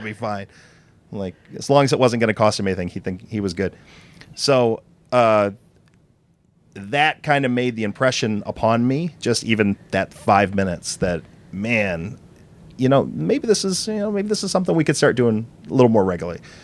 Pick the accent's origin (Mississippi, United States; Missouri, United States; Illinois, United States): Illinois, United States; Chicago; I'm from Chicago